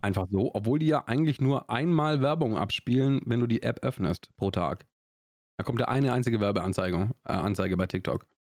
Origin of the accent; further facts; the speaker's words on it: Augsburg, Bavaria, Germany; accent: Swabian; Ich komme aus Schwaben, ich komme aus Augsburg